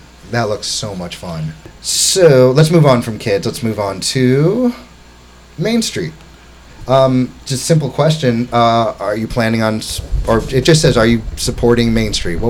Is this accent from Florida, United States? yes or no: yes; Florida, United States; also born or lived in New York City; now in Hammonton, United States; I'm from Florida.